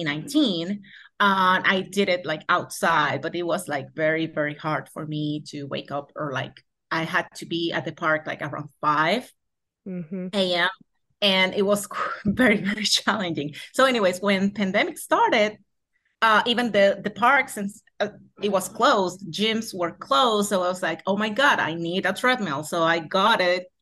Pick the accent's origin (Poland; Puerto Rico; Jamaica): Puerto Rico; first language Spanish; English is a second language; born and raised in Puerto Rico, from Tualta right now. It's the city where I live on